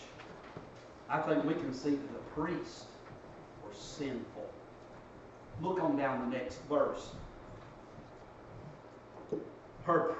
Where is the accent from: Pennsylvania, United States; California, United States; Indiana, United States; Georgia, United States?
Georgia, United States; Dalton; growing up in Dalton